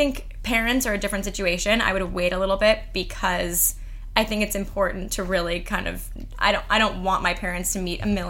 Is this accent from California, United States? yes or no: yes; Beverly Hills, California, United States; moved away as an adult; now in New York, United States; I grew up in Beverly Hills.